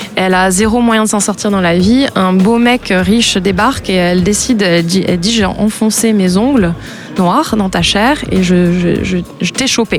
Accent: France; also born or lived in United States; je suis née en France. Ma mère est américaine, donc j'ai la, double nationalité. J'ai vécu aux États-Unis aussi

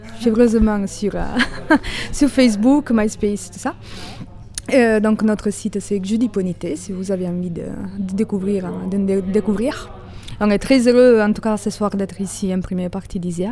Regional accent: Italy; French is a second language; now in Toulouse, France; je suis italienne

